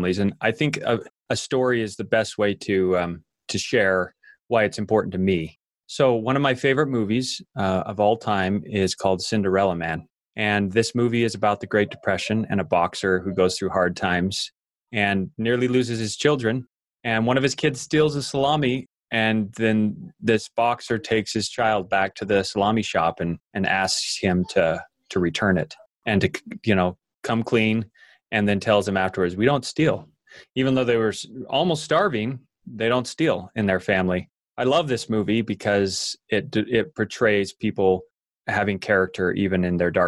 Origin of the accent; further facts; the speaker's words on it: Idaho, United States; growing up in Idaho, I worked on dairy farms